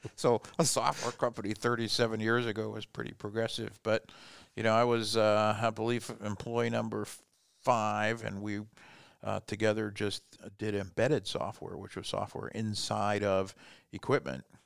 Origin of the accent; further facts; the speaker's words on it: Fort Wayne, Indiana, United States; also born or lived in Germany; I was born in Germany a long time ago and moved here when I was four years old into Fort Wayne and stayed here my whole life